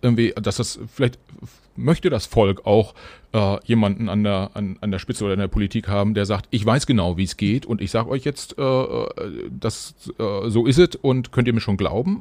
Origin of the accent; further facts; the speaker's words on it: Germany; wir als Deutsche